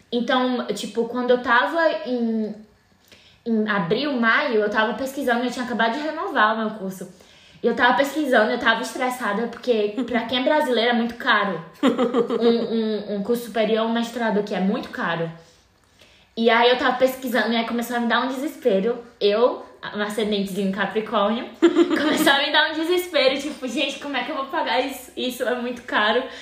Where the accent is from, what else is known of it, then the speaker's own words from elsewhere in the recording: Fortaleza, Ceará, Brazil; moved away as an adult; now in Dublin, Ireland; Eu sou de Fortaleza, Ceará, nascida e criada. E eu tô morando na Irlanda, ah, especificamente em Dublin. Eu já tô morando aqui há uns dois anos e sete meses.